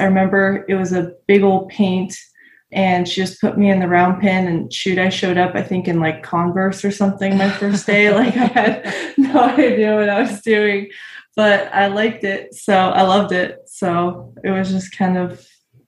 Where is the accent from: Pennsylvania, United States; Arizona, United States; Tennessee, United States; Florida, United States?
Arizona, United States; I'm from Arizona